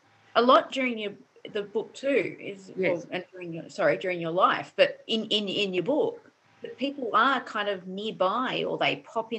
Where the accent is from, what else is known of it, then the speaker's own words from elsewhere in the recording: Sydney, New South Wales, Australia; I come from Newtown.